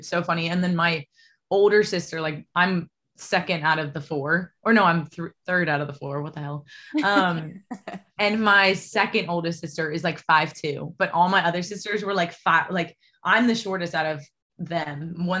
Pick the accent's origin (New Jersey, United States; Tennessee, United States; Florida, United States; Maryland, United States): Maryland, United States; now in Nashville, United States; I'm originally from Maryland, like just outside DC.